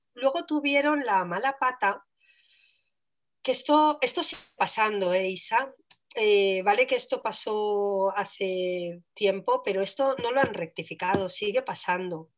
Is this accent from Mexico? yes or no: no; Switzerland; yo nací en Suiza